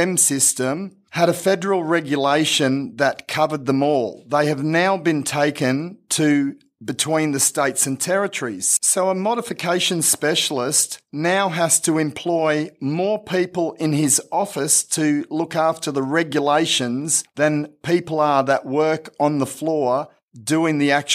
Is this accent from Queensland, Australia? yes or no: yes; Toowoomba, Queensland, Australia; also born or lived in Dalby, Queensland; I was born in Dalby, and then slightly after being born, we moved to Toowoomba.